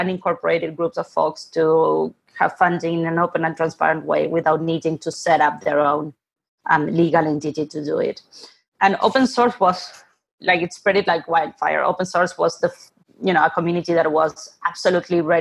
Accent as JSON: {"language": "English", "region": "Buenos Aires", "country": "Argentina", "tie": "born or raised there", "moved": "yes", "said": "I'm originally from Argentina, born and raised in Buenos Aires."}